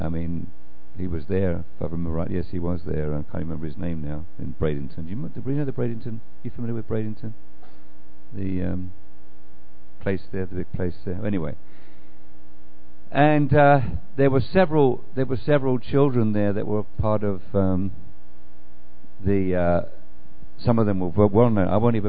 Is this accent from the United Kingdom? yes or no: yes; England, United Kingdom; now in United States; it's a wonderful to be an Englishman, although I don't even think about myself as an Englishman anymore. I think of myself as a Christian who happened to be planted in England at the time and now been replanted in America.